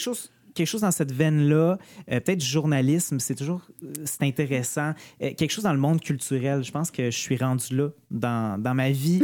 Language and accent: French; Outaouais, Quebec, Canada; moved away; also born or lived in Chibougamau; j'ai déménagé en Outaouais